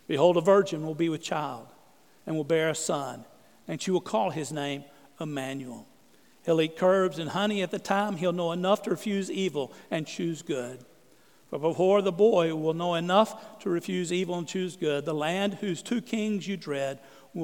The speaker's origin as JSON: {"language": "English", "region": "East Texas", "country": "United States", "tie": "born or raised there", "said": "I grew up in East Texas, in the woods of East Texas"}